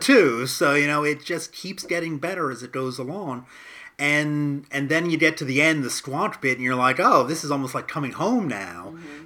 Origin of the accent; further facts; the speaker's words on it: United States; as an American